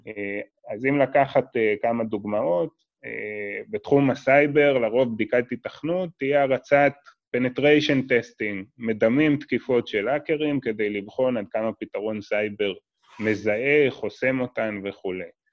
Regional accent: Israel; בתור ישראלי

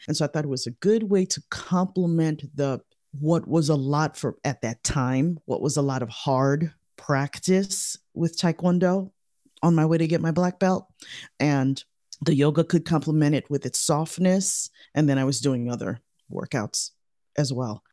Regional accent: Chicago, Illinois, United States; We grew up in Chicago

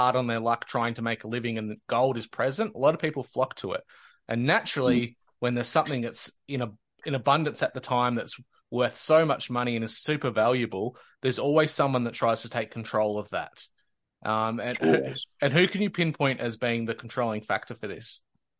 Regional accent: Victoria, Australia; Victoria, my home state

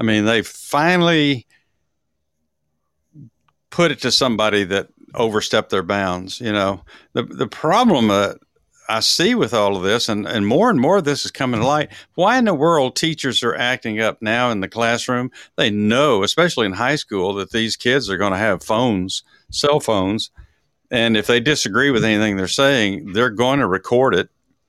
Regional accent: Dallas, Texas, United States; now in Georgia, United States; Big D, little A, double L A S is where we're from.

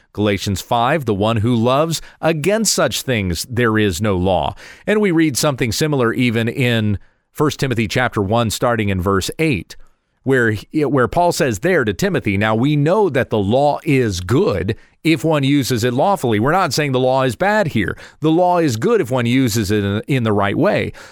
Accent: United States; we as citizens of this nation, speaking as an American

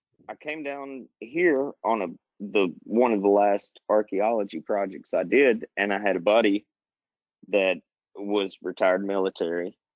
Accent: Alabama, United States; now in Florida, United States; I'm from Alabama originally

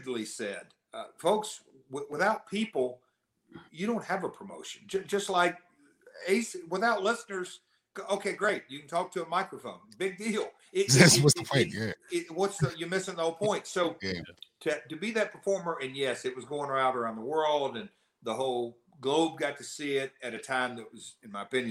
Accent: Nashville, Tennessee, United States; accent: southern; I'm from Nashville

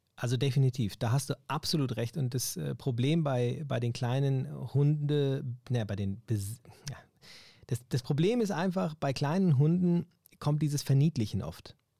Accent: Germany; ich ja Deutscher bin natürlich und auch hier aufgewachsen bin

